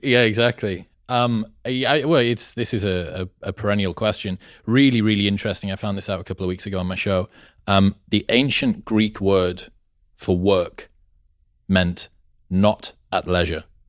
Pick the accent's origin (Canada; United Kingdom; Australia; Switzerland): United Kingdom; England; I'm from England